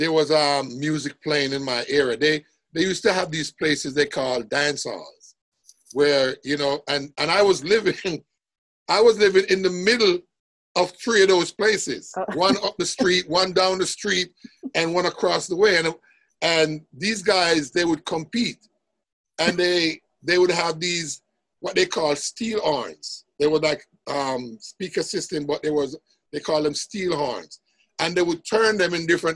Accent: Jamaica; I grew up in a place, Jamaica, where it was musical.

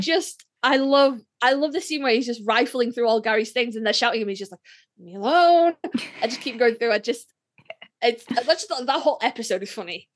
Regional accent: United Kingdom; I'm British

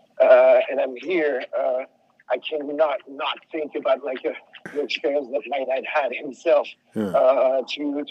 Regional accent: Paris, Île-de-France, France; English is a second language; moved away; also born or lived in Tucson, United States; I'm French. I'm from France. I grew up in Paris, a big, big, big city

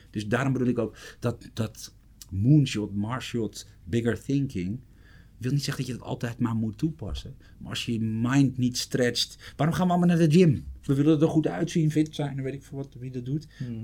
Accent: Amsterdam, North Holland, Netherlands; ik kom uit Amsterdam

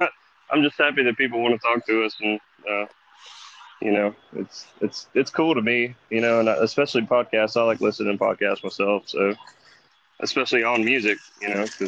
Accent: Birmingham, Alabama, United States; I grew up in Birmingham, Alabama.

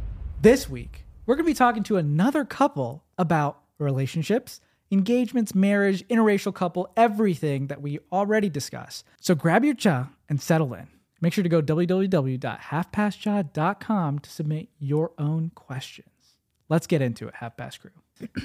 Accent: India; We're an interracial married couple. I'm Indian.

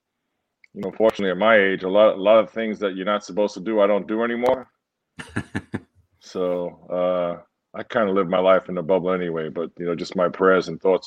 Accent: New York City, New York, United States; moved away as an adult; I was a New York kid, born and raised in Brooklyn, stayed home for school

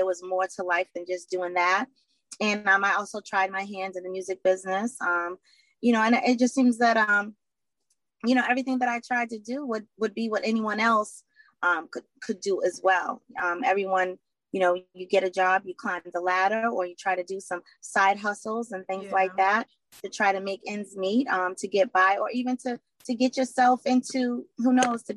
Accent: Boston, Massachusetts, United States; I am from Boston, Mass, born and raised here.

